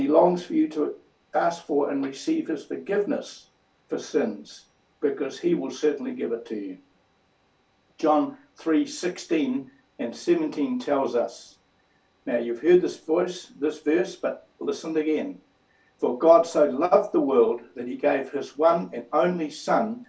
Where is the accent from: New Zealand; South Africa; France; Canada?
New Zealand; I am a New Zealander